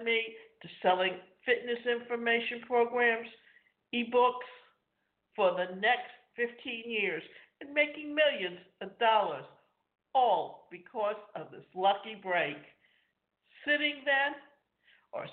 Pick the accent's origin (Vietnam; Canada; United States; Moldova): Canada; I grew up in Canada where we only had 2 things, play hockey or drink beer